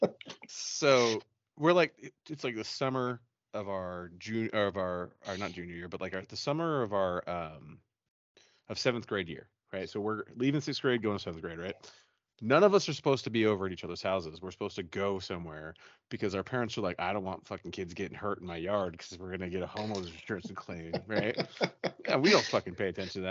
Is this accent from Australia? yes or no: no; West Jordan, Utah, United States; I grew up in West Jordan